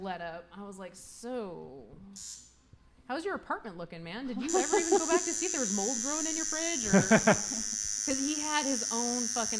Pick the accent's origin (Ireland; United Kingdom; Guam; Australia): Guam; moved away; But I was raised in Guam, man.